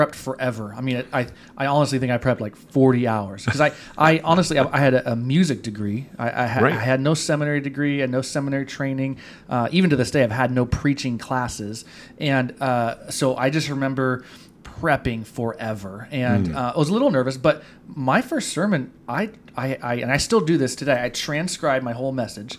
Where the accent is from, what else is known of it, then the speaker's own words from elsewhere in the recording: California, United States; moved away as an adult; also born or lived in Los Angeles; now in Hutchinson, Kansas, United States; born and raised in California, moved from Los Angeles, was there about 12 years doing ministry there.